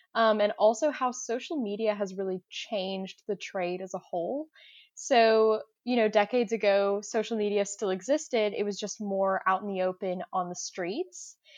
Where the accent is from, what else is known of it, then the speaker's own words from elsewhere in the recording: Augusta, Georgia, United States; I'm from Augusta, Georgia